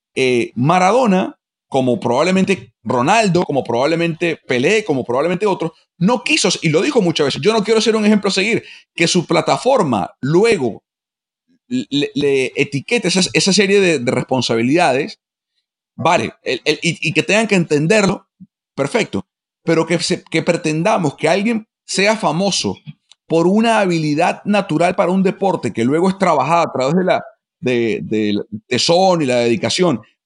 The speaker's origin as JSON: {"language": "Spanish", "country": "Venezuela", "said": "a mí como venezolano"}